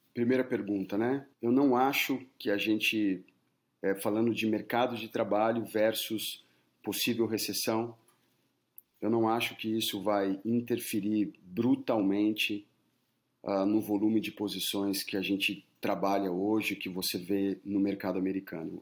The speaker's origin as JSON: {"language": "Portuguese", "country": "Brazil", "moved": "as an adult", "lives_now": "United States"}